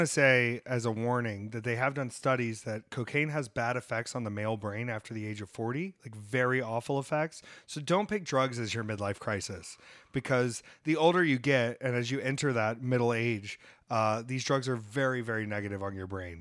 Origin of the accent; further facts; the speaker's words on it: United States; I'm American